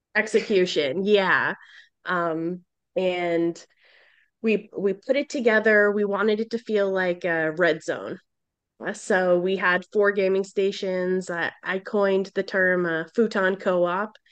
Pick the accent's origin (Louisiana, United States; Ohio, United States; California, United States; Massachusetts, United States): Massachusetts, United States; Boston; I'm from Boston